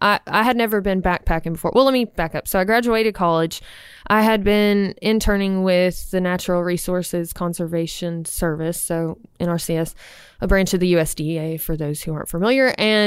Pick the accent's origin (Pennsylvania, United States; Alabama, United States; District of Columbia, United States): Alabama, United States; Opelika; Opelika, real far away.